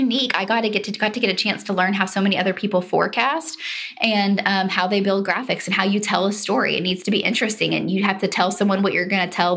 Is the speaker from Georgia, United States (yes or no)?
no; Oklahoma, United States; I grew up in Oklahoma.